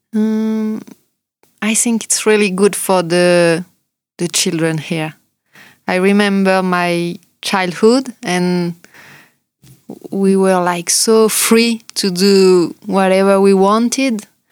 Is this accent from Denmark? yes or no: no; France; accent: French; English is a second language; moved away; also born or lived in New Zealand; we are French